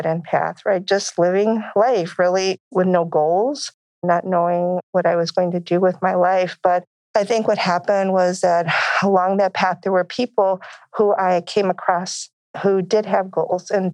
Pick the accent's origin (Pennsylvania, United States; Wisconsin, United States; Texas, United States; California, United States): Texas, United States; Crystal City; I come from a small town in Texas, Crystal City, Texas.